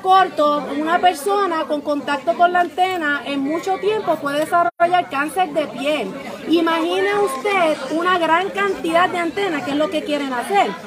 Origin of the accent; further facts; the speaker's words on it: Ciales, Puerto Rico; also born or lived in Morovis; original, soy de Ciales